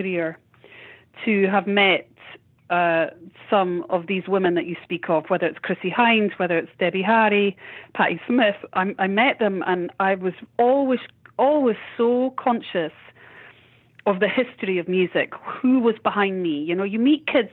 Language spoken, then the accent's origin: English; Edinburgh, Scotland, United Kingdom; born or raised there